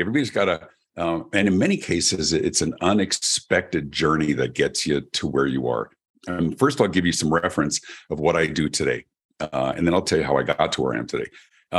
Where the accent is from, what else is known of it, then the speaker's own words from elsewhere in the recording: Denver, Colorado, United States; My story, I grew up in Denver, Colorado, in America, and I've always been a performer